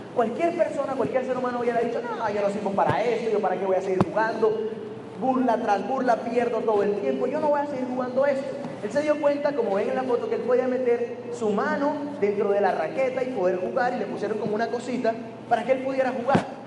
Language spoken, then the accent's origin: Spanish; Barranquilla, Atlántico, Colombia; moved away as an adult; now in Medellín, Colombia; soy de Colombia